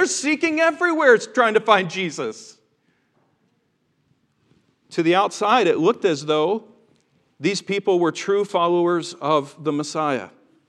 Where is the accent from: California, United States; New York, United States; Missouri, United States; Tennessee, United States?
Tennessee, United States; He drove that accent out of me. But growing up in the South, and growing up in Tennessee especially, just the tattered remnants of the Bible Belt, whatever's left of it.